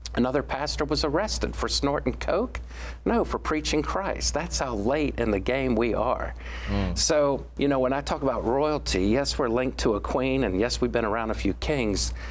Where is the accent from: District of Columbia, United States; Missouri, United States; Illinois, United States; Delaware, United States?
District of Columbia, United States; Washington; we are now sixth generation Washingtonians born on Capitol Hill. I was born on Capitol Hill